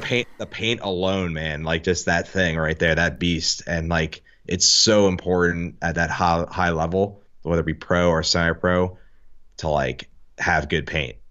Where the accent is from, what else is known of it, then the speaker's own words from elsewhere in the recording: New Jersey, United States; I'm from Jersey